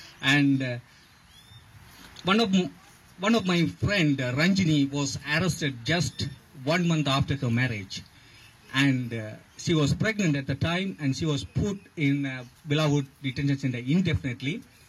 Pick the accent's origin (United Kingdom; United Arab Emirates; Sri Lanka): Sri Lanka; Tamil Eelam; now in Australia; As a Ulam Tamil